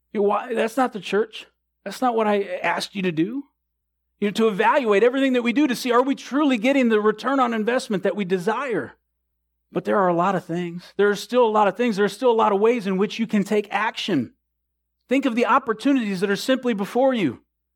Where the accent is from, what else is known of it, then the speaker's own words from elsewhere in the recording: the North, United States; I'm from the North. I honked.